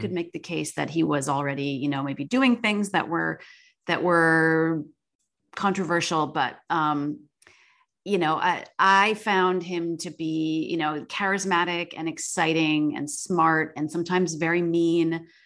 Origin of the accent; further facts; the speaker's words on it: Chittenango, New York, United States; moved away; I grew up, um, in a small, in a village outside of Syracuse called Chittenango